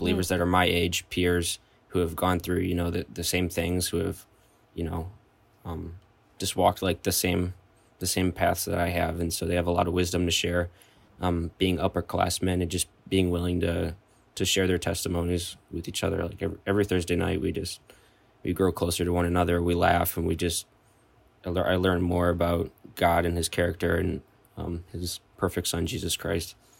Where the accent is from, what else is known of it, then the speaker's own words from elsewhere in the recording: Ogema, Wisconsin, United States; moved away as an adult; now in Madison, United States; I'm from Ogama, Wisconsin